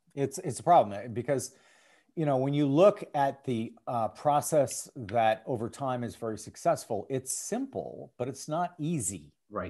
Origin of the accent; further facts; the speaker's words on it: St. Paul, Minnesota, United States; I grew up in St. Paul, Minnesota